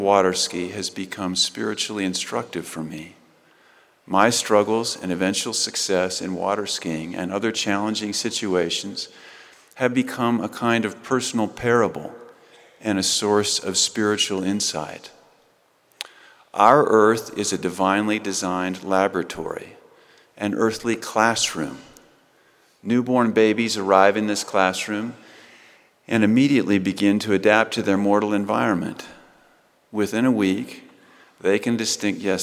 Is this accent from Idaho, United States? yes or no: yes; Rexburg, Idaho, United States; also born or lived in Northern California; I was a preteen from Rexburg